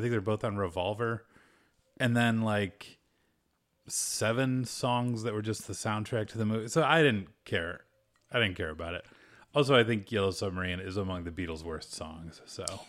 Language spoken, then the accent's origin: English; United States; I'm a American.